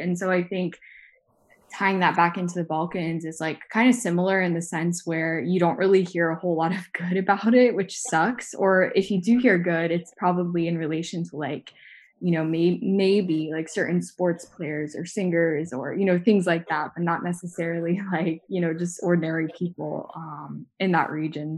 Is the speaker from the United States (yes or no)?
yes; the South, United States; I grew up in the South in the United States